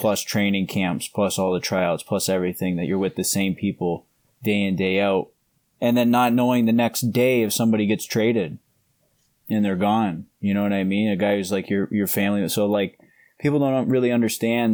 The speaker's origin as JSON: {"language": "English", "country": "Canada", "tie": "born or raised there", "moved": "yes", "lives_now": "Ohio, United States", "said": "where I grew up in Canada is a lot like where I am now, like Midwestern Ohio"}